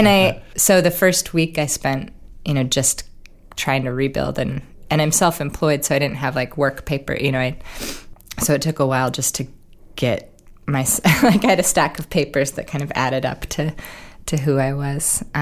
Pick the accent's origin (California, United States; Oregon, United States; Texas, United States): Oregon, United States; Oregon really, growing up in Oregon, we only had one professional sports team, which was the Trailblazers.